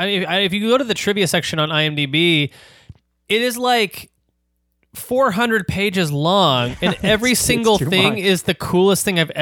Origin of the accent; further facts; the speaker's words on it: Torrance, California, United States; born there; It's like south of LA. I was born in Torrance, actually. Oh. I was born in Torrance Memorial Hospital.